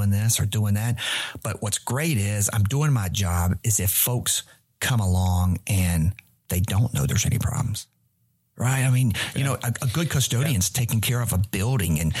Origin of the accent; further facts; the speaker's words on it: Randolph County, North Carolina, United States; now in Charlotte, United States; I'm a redneck from Randolph County, man, right? You kidding me? I didn't grow up in a big urban city center